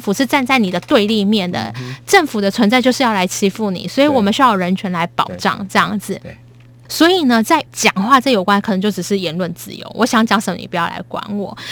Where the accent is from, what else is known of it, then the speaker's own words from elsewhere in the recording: Taiwan; 我身为一个台湾人感到骄傲